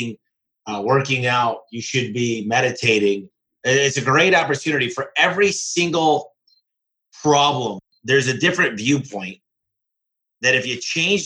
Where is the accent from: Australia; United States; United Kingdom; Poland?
United States; Michigan; my home state, which is Michigan